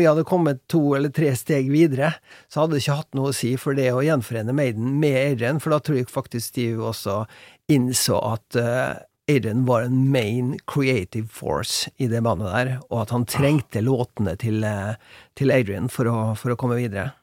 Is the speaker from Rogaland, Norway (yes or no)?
no; Molde, Møre og Romsdal, Norway; moved away; Vi bodde på, på hjemgården min på Hjelset utafor Molde